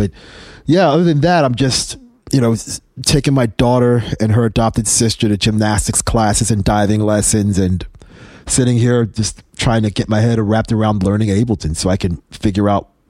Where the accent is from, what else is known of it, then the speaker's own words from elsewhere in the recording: England, United Kingdom; born there; And again, I was born in England. My parents are from Trinidad and Tobago.